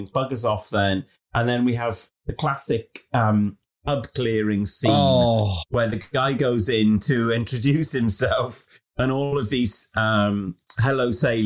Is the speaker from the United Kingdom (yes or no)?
yes; United Kingdom; being British